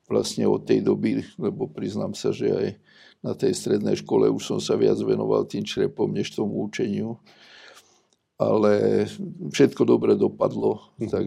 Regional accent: Nitra, Nitra Region, Slovakia; som z Nitry a Nitra je vlastne takou bekov slovenských archeológov, keďže tam sídli archeologický ústav Slovenskej akadémie vied

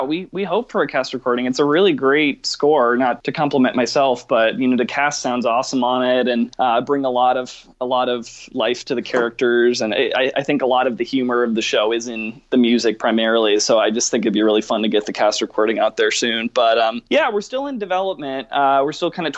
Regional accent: Atlanta, Georgia, United States; Atlanta's my hometown too

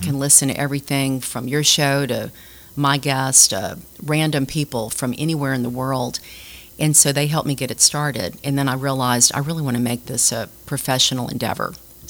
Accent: Baton Rouge, Louisiana, United States; now in Lafayette, United States; I grew up in Baton Rouge and never thought about going anywhere but LSU. I went to Broadmoor High School.

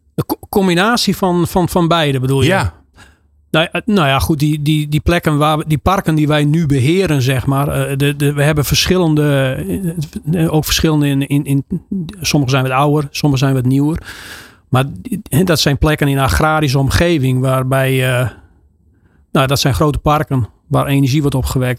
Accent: Friesland, Netherlands; Want bij ons in Friesland

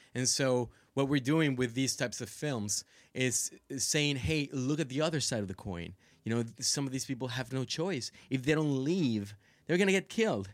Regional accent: Monterrey, Nuevo León, Mexico; moved away; I grew up in Monterrey

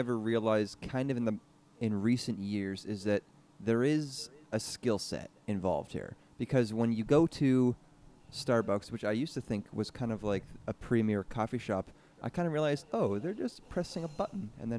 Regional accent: Canada; I'm from Canada, eh?

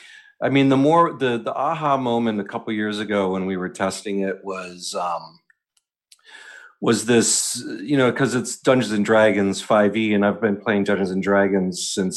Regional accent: Northeast, United States; now in New York City, United States; one of the benefits of living here in New York City and growing up in the Northeast is the proximity to so many of these things

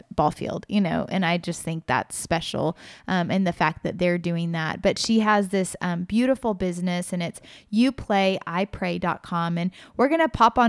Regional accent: Kansas City, United States; I was born in Kansas City

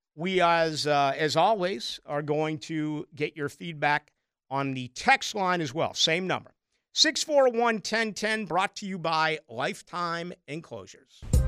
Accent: Boston, Massachusetts, United States; also born or lived in Chicago; now in Jacksonville, United States; my hometown in Boston

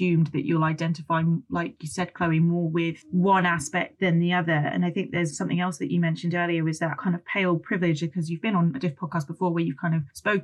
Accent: United Kingdom; I identify as more British and I grew up in a more white area

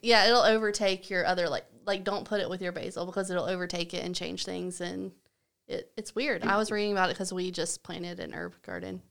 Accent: Southern United States, United States; accent: Southern; also born or lived in Washington, D.C.; I have a Southern accent

